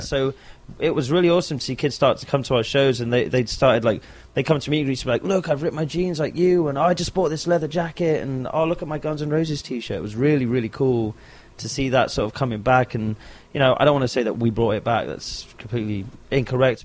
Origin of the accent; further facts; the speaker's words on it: London, United Kingdom; That's my hometown, London. I'm from London